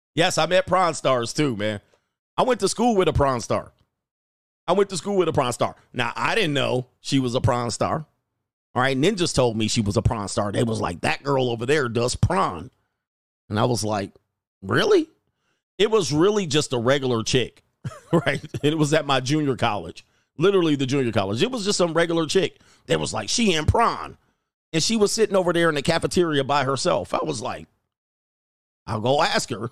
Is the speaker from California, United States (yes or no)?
yes; Los Angeles, California, United States; also born or lived in Hawthorne, California / Thousand Oaks, California / Newport Beach, California; I grew up in Los Angeles, San Fernando Valley, Thousand Oaks, and Newport Beach